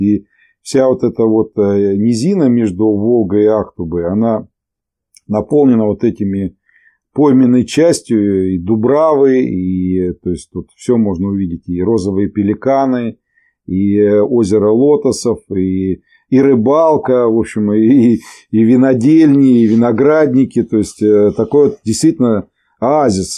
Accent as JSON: {"language": "Russian", "town": "Volzhsky", "region": "Volgograd Oblast", "country": "Russia", "said": "мы из Волжского, и корни мои отсюда из Подволжского"}